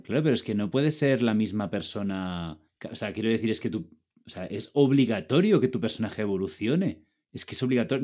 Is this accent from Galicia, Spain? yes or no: no; Ibiza, Balearic Islands, Spain; moved away as an adult; also born or lived in Barcelona; now in Madrid, Spain; yo soy de Ibiza, estudié en Barcelona y ahora vivo en Madrid.